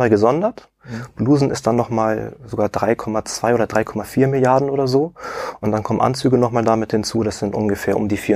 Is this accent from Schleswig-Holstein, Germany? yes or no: yes; Elmshorn, Schleswig-Holstein, Germany; ich wohne hier in der Nähe an Hamburg. Ich komme aus Emshorn.